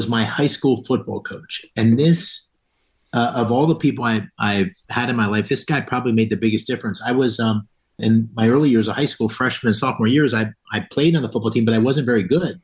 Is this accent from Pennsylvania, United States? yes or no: yes; Bloomsburg, Pennsylvania, United States; moved away as an adult; also born or lived in Pittsburgh, Pennsylvania; while I was born in Pittsburgh, I grew up in Bloomsburg, Pennsylvania, which is the anthracite region of Pennsylvania